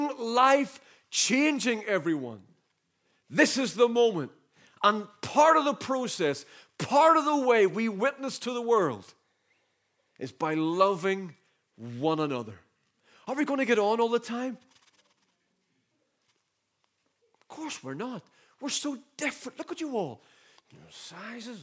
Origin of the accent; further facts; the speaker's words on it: the North, Northern Ireland, United Kingdom; I remember growing up in the Troubles in the North. I was born in 73